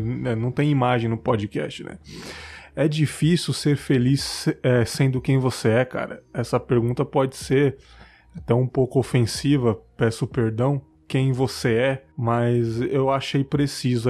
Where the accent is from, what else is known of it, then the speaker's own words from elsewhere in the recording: São Paulo, Brazil; now in Cachoeiro de Itapemirim, Brazil; eu sou de São Paulo, mas não moro mais lá